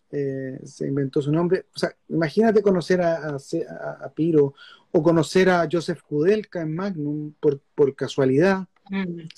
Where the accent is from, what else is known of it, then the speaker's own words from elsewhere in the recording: Chile; Y yo me meto con la cámara y le, digo, vengo de Chile, un país pequeño, estamos haciendo una película sobre Sergio Larraín.